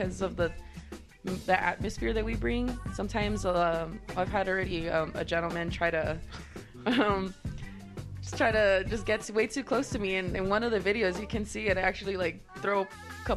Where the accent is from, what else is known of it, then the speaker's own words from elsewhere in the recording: San Antonio, Texas, United States; moved away as an adult; also born or lived in Las Cruces, New Mexico; now in El Paso, United States; I was from San Antonio, and, you know, it's a city I love and I grew up